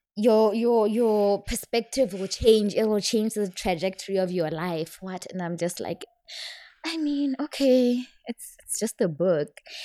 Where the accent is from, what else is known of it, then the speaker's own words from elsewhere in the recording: Serowe, Central District, Botswana; moved away; I'm from Botswana